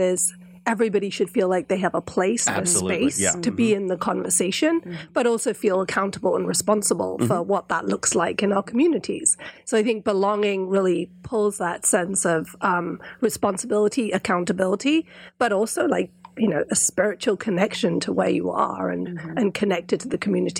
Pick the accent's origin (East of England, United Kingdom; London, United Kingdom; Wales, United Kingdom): London, United Kingdom; moved away as an adult; also born or lived in California; now in Northwest Arkansas, United States; So I was born and brought up in England, in London, and met my husband out there, and he's American Indian.